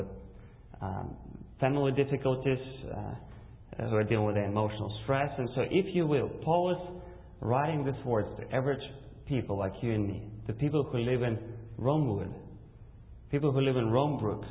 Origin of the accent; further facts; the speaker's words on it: Russia; English is a second language; moved away; also born or lived in Kazakhstan; I was born in Kazakhstan, and when I was 4, my family immigrated to Russia